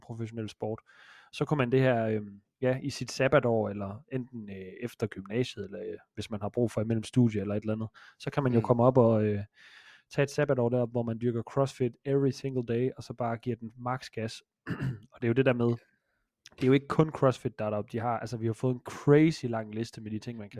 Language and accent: Danish; Jutland, Denmark; Jeg er fra Jylland.